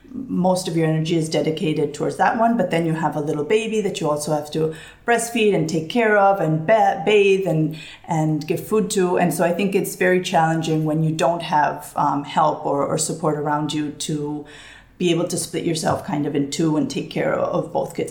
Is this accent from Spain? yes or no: yes; Barcelona, Catalonia, Spain; moved away as an adult; also born or lived in New York City, United States; I'm originally from Barcelona, but my mom is from the United States. So, I've grown up, I grew up in Barcelona all my life